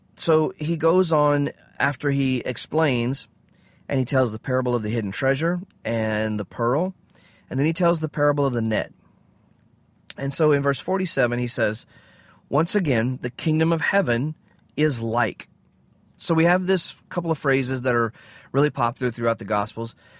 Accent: United States; I'm an American

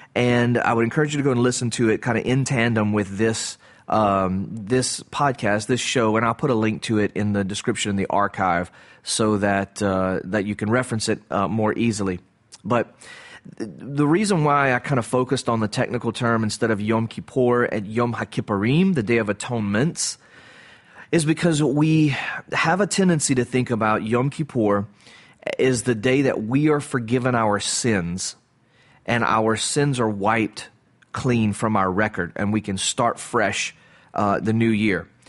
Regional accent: the South, United States; I grew up in the South. I live in the South.

